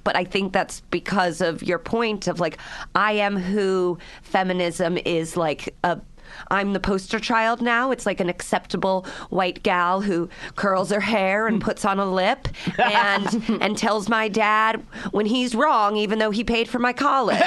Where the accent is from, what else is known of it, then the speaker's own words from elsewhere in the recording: Midwest, United States; moved away as an adult; also born or lived in New York; I came from the Midwest